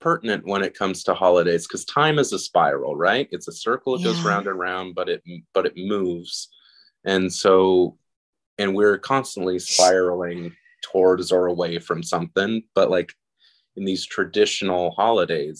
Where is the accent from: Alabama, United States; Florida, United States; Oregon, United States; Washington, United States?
Oregon, United States; Lake Oswego; also born or lived in Austin, Texas; my hometown, which is Portland, which is like Oswego